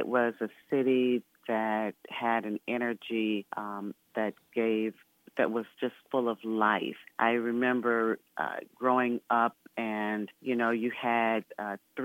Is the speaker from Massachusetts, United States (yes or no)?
no; Flint, Michigan, United States; now in Washington, D.C., United States; I grew up in Flint, Michigan, went to elementary school, high school